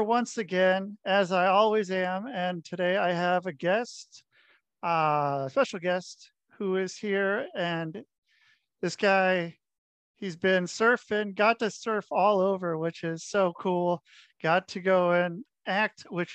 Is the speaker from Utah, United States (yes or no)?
no; Oregon, United States; I grew up in Oregon.